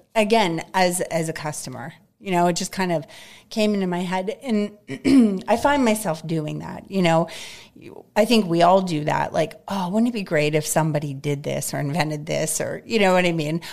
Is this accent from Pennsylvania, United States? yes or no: yes; North Hills, Pennsylvania, United States; moved away as an adult; now in Greensburg, United States; I grew up in North Hills.